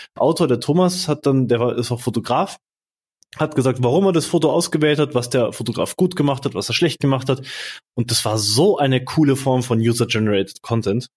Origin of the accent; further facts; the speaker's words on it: Munich, Bavaria, Germany; Ich komme hier aus München, aus dem Dorf